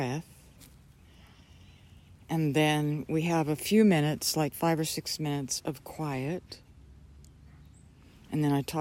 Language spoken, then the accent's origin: English; Oklahoma, United States; I grew up in Oklahoma and spent a lot of time outside